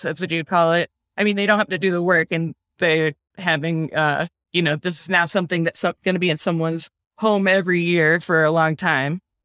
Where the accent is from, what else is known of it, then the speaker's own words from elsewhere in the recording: Wisconsin, United States; also born or lived in Philadelphia, Pennsylvania / Burlington, Vermont; now in Kingston, New York, United States; I'm from Wisconsin originally, and everything there is, like, a lot newer